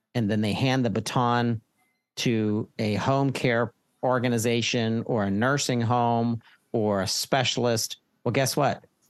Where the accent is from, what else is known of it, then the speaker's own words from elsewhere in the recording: Pittsburgh, Pennsylvania, United States; I'm from Pennsylvania. I'm a Pittsburgher